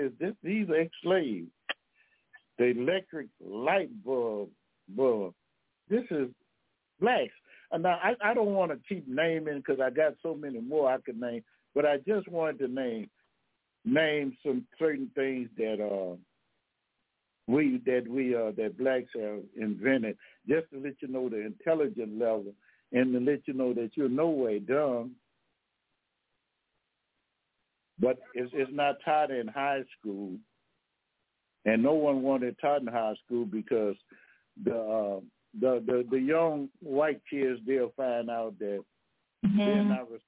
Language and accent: English; Louisiana, United States; I'm from Louisiana now